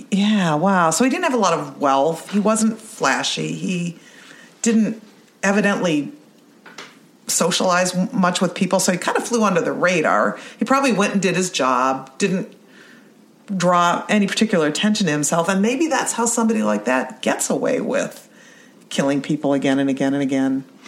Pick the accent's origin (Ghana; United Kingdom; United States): United States; Youngstown, Ohio; I grew up in Youngstown